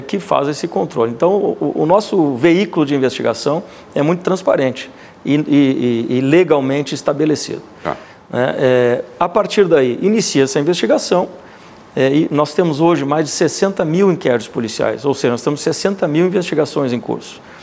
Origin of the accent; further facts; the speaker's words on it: Pelotas, Rio Grande do Sul, Brazil; moved away; also born or lived in Manaus; sou natural da cidade de Pelotas